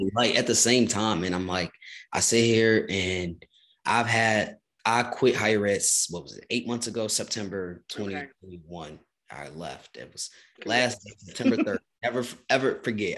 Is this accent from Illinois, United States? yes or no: yes; Chicago, Illinois, United States; now in Lawrence, United States; I'm from Chicago, Illinois originally. So mm. Midwest is home